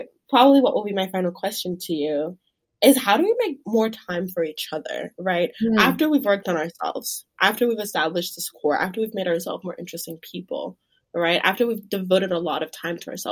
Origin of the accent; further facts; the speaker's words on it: Douala, Littoral, Cameroon; now in United States; I'm from Douala, Cameroon